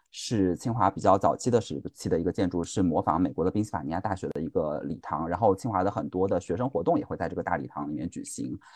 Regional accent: southern China, China; now in Beijing, China; 是在北京生活的南方人

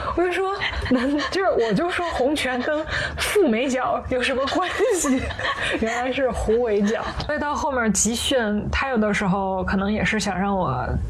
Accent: Tianjin, China; moved away as an adult; now in Hong Kong; 我是天津人

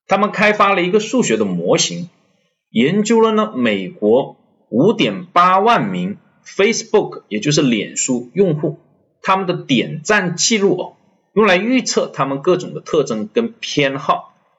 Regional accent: China; 我们中国人

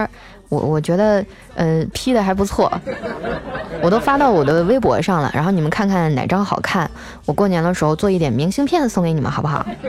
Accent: Northeast China, China; 哎，我我也是，因为我是北方人嘛。以前我就想，南方冬天最低温度也就零度左右，能咋的呀？我们大东北零下二三十度

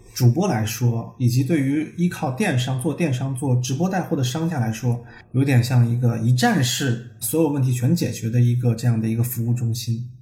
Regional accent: China; 我们中国人

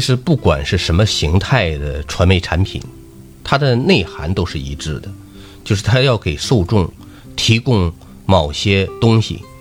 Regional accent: Northeast China, China; 我们东北文化

